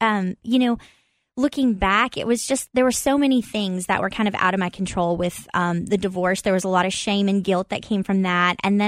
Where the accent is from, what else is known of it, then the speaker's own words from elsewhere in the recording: Corbin, Kentucky, United States; Well, yeah, it's a small town, and it was life growing up was true to that, like a small town feel.